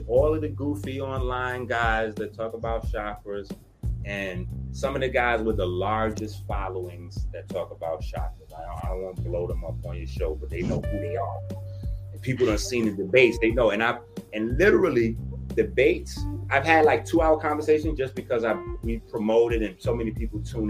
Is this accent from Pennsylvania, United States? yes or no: no; New York City, New York, United States; I'm from the Bronx